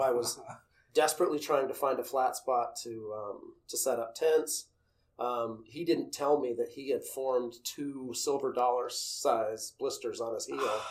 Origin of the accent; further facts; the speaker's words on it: Utah, United States; moved away as an adult; also born or lived in Los Angeles; growing up in Utah